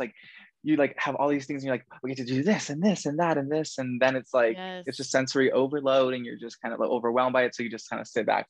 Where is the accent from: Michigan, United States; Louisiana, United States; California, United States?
California, United States; Southern; moved away as an adult; now in Denver, United States; I'm from California.